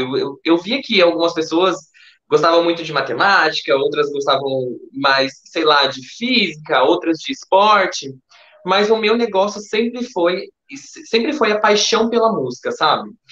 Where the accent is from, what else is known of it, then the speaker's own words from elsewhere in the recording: Campinas, São Paulo, Brazil; now in Hortolândia, Brazil; Eu era de Campinas, eu mudei recentemente para Hortolândia